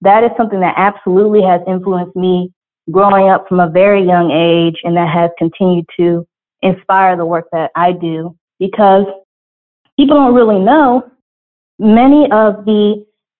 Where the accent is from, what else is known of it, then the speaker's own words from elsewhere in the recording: Atlanta, Georgia, United States; growing up in Georgia, in Atlanta